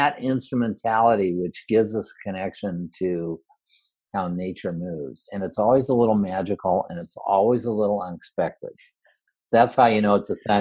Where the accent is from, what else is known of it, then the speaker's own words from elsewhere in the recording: Redondo Beach, California, United States; now in Iowa, United States; I actually grew up in California, but because of the meditation community in Iowa, I moved here. I moved from Redondo Beach to Iowa